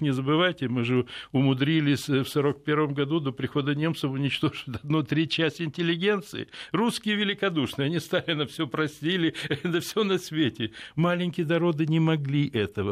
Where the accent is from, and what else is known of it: Odesa, Odesa Oblast, Ukraine; born or raised there; now in Moscow, Russia